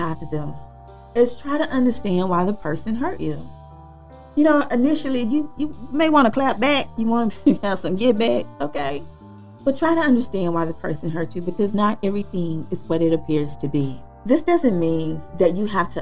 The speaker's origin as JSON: {"language": "English", "region": "Texas", "country": "United States", "said": "I'm from Texas."}